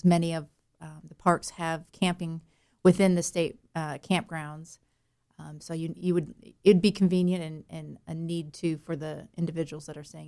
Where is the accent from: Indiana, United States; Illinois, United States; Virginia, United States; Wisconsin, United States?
Illinois, United States; Chicago; accent: Chicago; now in North Carolina, United States; No, I'm from Chicago, which is the only time you'll hear that accent anymore is when I have to say Chicago. Otherwise, I apparently sound North Carolinian, which is a good thing.